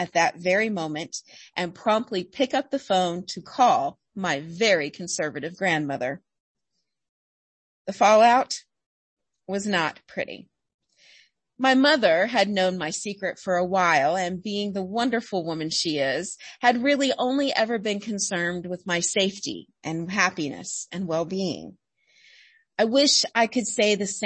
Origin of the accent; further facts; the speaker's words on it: Alabama, United States; I grew up in Alabama, the first grandchild in a very large, very proper Southern family